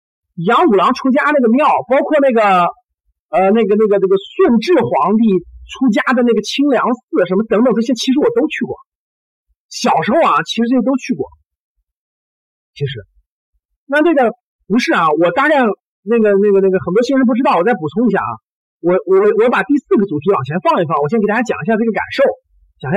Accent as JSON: {"language": "Chinese", "town": "Taiyuan", "region": "Shanxi", "country": "China", "tie": "born or raised there", "said": "因为我我我我我我就是山西人嘛，在太原长大的。"}